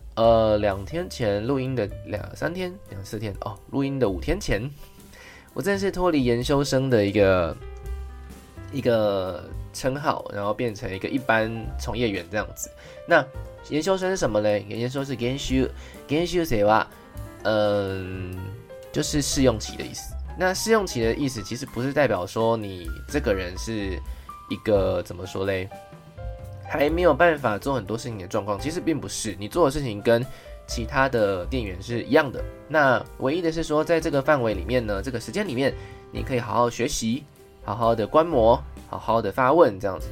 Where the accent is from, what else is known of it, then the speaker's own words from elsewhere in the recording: Taichung, Taiwan; moved away as an adult; also born or lived in Taipei; now in Kyoto, Japan; 离开我的故乡台中，然后到台北，台北工作